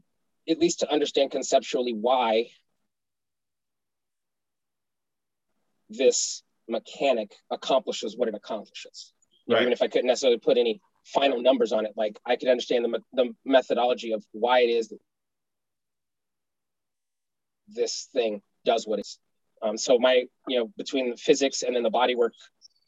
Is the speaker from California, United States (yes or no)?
yes; Los Angeles, California, United States; I grew up in South Central Los Angeles, where Inglewood and LA meet on Crenshaw Boulevard, 67th Street